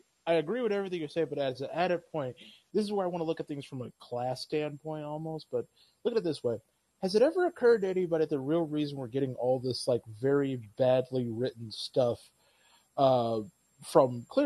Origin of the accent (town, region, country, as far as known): Lansing, Michigan, United States; born or raised there